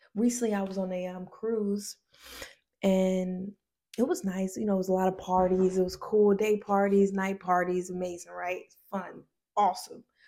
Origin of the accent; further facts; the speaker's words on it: Decatur, Georgia, United States; I'm from a place called Decatur, Georgia.